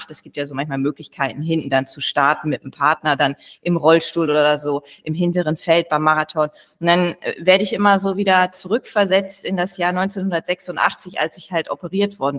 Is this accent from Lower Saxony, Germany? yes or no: yes; Lower Saxony, Germany; ich habe als kleines Mädchen in Ostfriesland in meiner Heimat, vielleicht kann ich so ein bisschen ein paar Jahre zurückgehen, habe ich angefangen mit Tanzen mit drei Jahren.